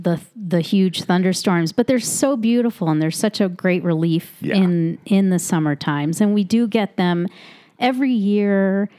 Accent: Chicago, Illinois, United States; now in Mono County, United States; growing up in Chicago

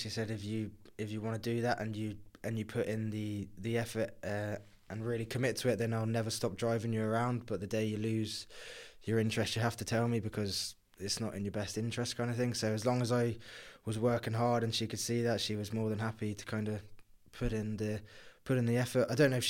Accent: South East England, United Kingdom; also born or lived in Redhill; So I was born in Red Hill, which is in Surrey, and I moved to Kent when I was 5.

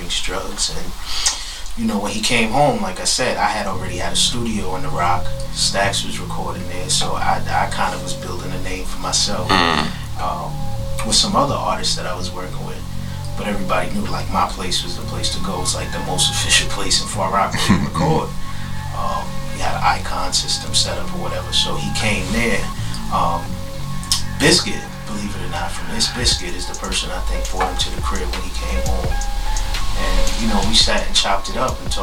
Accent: New York City, New York, United States; we basically grew up in the same hood

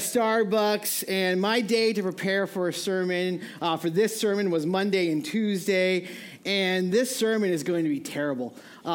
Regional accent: New England, United States; moved away; I grew up in New England.

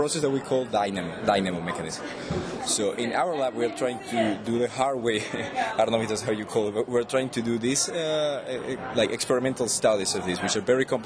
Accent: Venezuela; also born or lived in College Park, Maryland; now in Maryland, United States; Originally, I come from Venezuela.

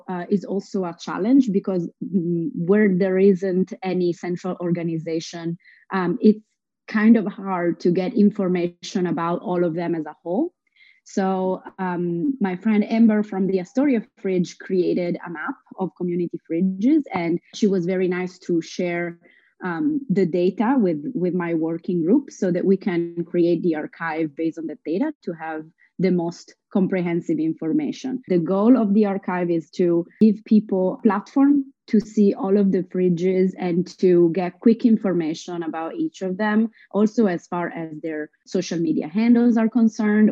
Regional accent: Italy; moved away as an adult; now in New York, United States; I come from Italy. I'm half Italian and half Lebanese. I moved to New York in 2014

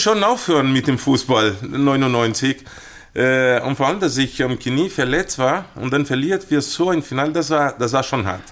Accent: Brazil; German is a second language; moved away as an adult; now in Munich, Germany; bei uns in Brasilien

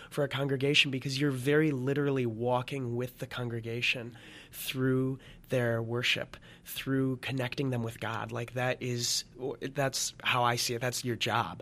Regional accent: Lansing, Michigan, United States; moved away as an adult; also born or lived in Notre Dame, Indiana; originally from Lansing, Michigan

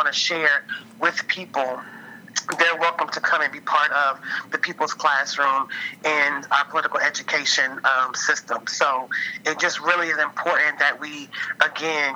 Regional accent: Louisville, Kentucky, United States; now in New Orleans, United States; I am from Louisville, but I currently live in New Orleans.

